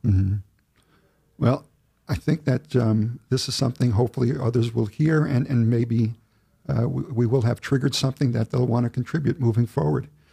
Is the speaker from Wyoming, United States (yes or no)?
no; Oceanside, New York, United States; I lived in Oceanside, I grew up in Oceanside, I went through the school system